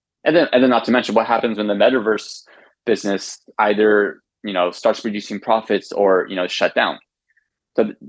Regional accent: United States; as an American

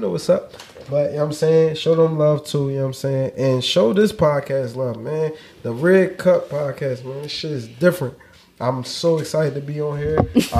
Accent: Philadelphia, Pennsylvania, United States; I'm from North Philly. Like I grew up born and raised.

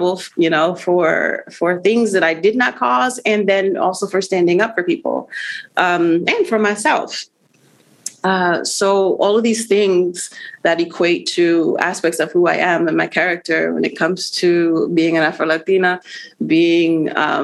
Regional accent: Arlington, Virginia, United States; also born or lived in Puerto Rico; now in Washington, DC, United States; I was born in Puerto Rico, raised in Arlington, Virginia

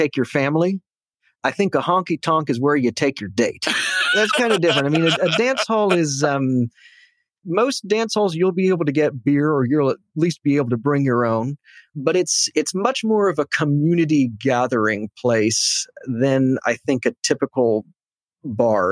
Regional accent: Austin, Texas, United States; moved away as an adult; now in New York City, United States; my hometown of Austin is changing quite a bit.

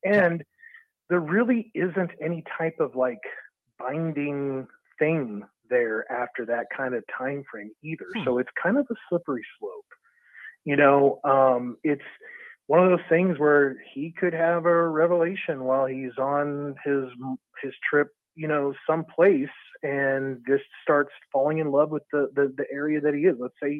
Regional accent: Texas, United States; If you think that I'm up here from Texas because I wanted to see the white stuff on the ground, you got another thing coming.

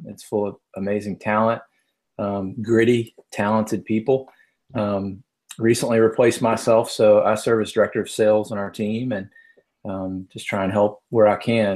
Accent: the South, United States; now in Atlanta, United States; You can tell I'm from the South

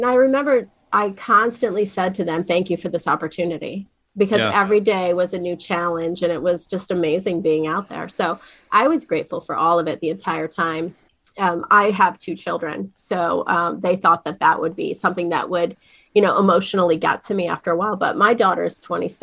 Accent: near Wellsboro, Pine Creek Gorge, Pennsylvania, United States; I grew up, you know, running around the mountains in a little town called Asif down in, you know, outside of Wellsboro, Pine Creek Gorge running through

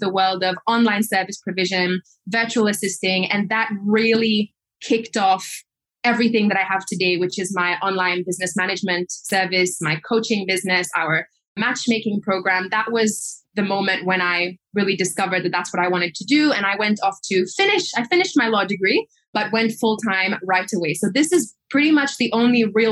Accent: Seychelles; I was born and raised in the Seychelles Islands

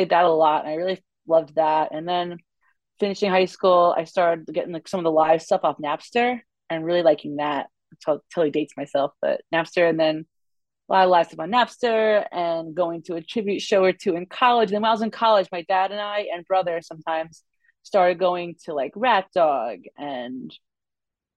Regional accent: New York City, New York, United States; moved away; I'm actually from Brooklyn originally.

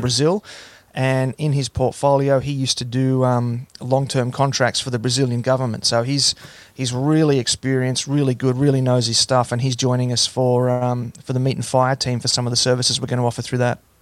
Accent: Hunter Valley, New South Wales, Australia; also born or lived in Gold Coast, Australia; I actually spent most of my time growing up on a farm in the Hunter Valley.

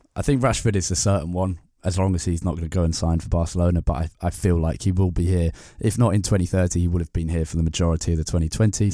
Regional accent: London, United Kingdom; I grew up around the Emirates

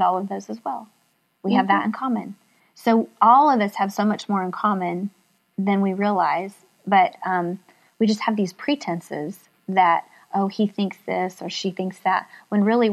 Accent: Oklahoma, United States; moved away; also born or lived in Kansas City; I was raised in Oklahoma in a small town.

